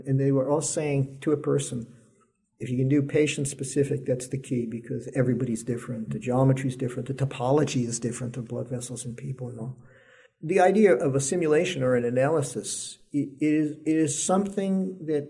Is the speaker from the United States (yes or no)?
yes; New York City, New York, United States; moved away; also born or lived in California / Texas; I was born and raised in New York